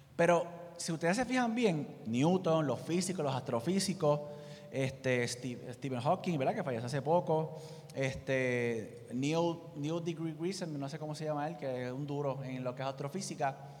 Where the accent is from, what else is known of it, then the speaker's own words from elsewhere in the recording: Puerto Rico; nosotros como puertorriqueños